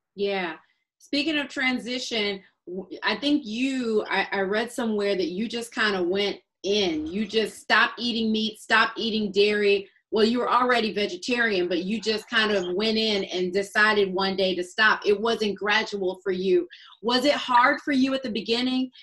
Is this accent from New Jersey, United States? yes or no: no; Atlanta, Georgia, United States; also born or lived in North Philadelphia; as an African American, I grew up in Atlanta.